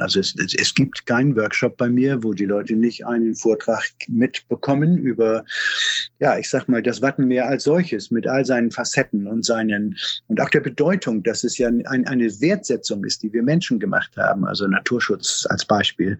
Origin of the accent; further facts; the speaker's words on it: Schleswig-Holstein, Germany; bei uns in Schleswig-Holstein